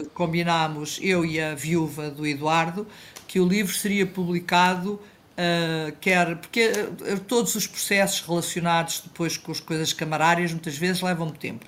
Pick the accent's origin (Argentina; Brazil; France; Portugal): Portugal